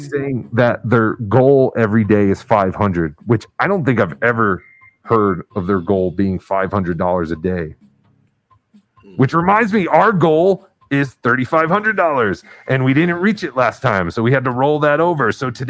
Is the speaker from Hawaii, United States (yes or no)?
no; New Jersey, United States; we didn't even have a White Castle anywhere near us in Jersey